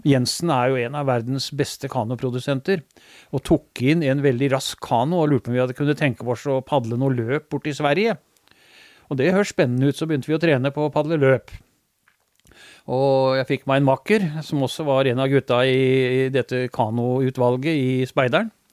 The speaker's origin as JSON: {"language": "Norwegian", "town": "Skien", "region": "Telemark", "country": "Norway", "tie": "born or raised there", "also_born_or_lived": "Mjøndalen", "said": "for oss som er født og oppvokst i Skien"}